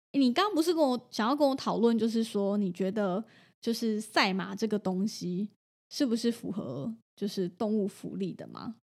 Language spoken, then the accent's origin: Chinese; Taiwan; 日本人跟台湾人不一样哦，虽然我们被日本殖民过，可是像我们家，我爷爷奶奶是完全不吃牛肉的。